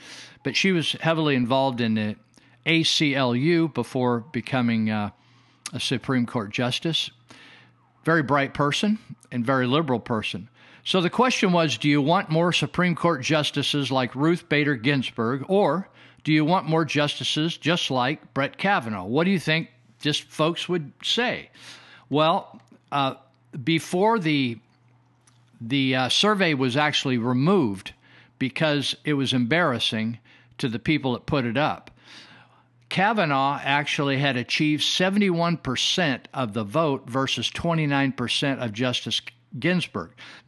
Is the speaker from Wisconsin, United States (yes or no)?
no; California, United States; I have reminisced or recalled my early days growing up in Northern California and what it was like in the family I grew up